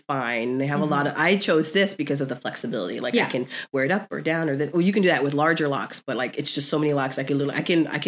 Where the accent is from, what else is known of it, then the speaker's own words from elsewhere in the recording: Florida, United States; now in Southern California, United States; we grew up in Florida